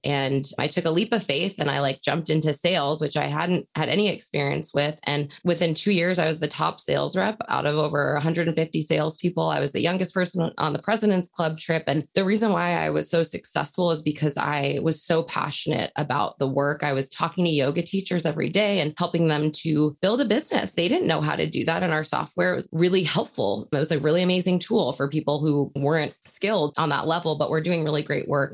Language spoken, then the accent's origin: English; New York, United States; I grew up in New York in a very open home